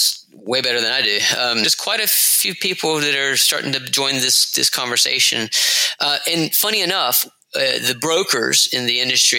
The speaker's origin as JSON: {"language": "English", "area": "the South", "region": "Georgia", "country": "United States", "moved": "as an adult", "lives_now": "London, United Kingdom", "said": "I'm from the South in Georgia, but I've been in London now for 7 years"}